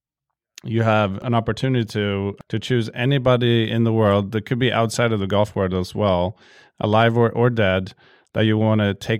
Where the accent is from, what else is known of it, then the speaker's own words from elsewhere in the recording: Sweden; I'm from Sweden